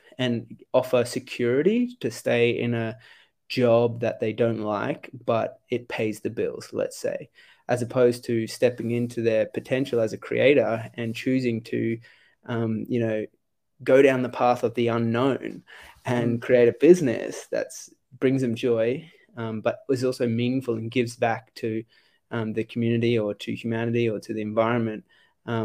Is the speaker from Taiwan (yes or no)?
no; Australia; moved away as an adult; also born or lived in United States; I was 17, and like growing up in Australia